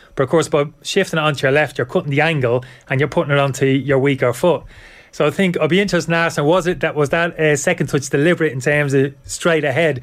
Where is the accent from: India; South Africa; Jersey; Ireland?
Ireland; we're lucky being Irish